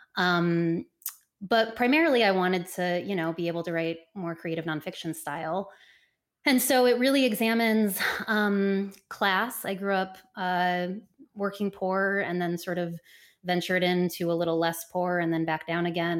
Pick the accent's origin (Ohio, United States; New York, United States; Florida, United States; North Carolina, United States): Ohio, United States; Cleveland; moved away as an adult; my life growing up in Cleveland, Ohio